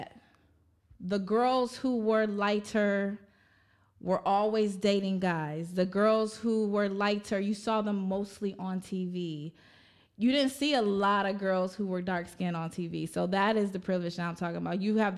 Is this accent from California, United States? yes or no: yes; California, United States; also born or lived in Dallas; growing up in Cali